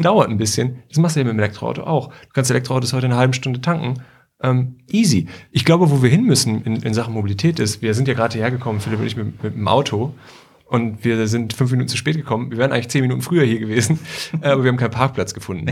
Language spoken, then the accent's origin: German; Bad Nenndorf, Lower Saxony, Germany; moved away as an adult; also born or lived in China / Paris / Berlin; now in Hanover, Germany; Ich bin nämlich irgendwie auch ähm, Hannoveraner Schaumburger eigentlich. Also ich komme so ein bisschen aus mhm. Bad Nender.